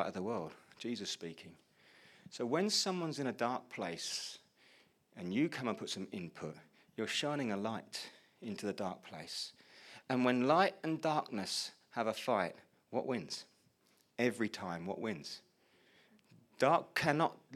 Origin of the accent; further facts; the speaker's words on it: Colchester, East of England, United Kingdom; also born or lived in Chelmsford; I moved back home from Chelmsford to Colchester to be back in my family home